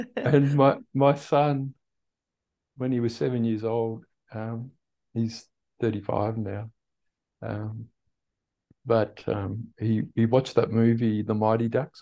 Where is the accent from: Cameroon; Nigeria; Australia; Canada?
Australia; Perth, Western Australia; also born or lived in Netherlands / Tasmania, Australia; I was born in Holland Mm-hmm. And we migrated to Australia in 1968 when I was eight years old